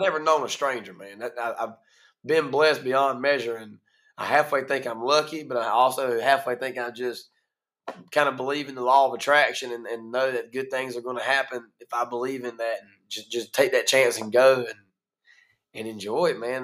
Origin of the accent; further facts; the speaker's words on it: Greene County, North Carolina, United States; accent: Eastern North Carolina; also born or lived in Kinston, North Carolina; I was born right here in Kinston, raised in Greene County